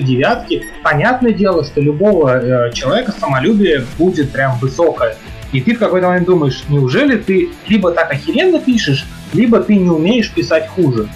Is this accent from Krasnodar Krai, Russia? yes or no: no; Saint Petersburg, Russia; я жил в Питере, я родился в Питере, жил в Питере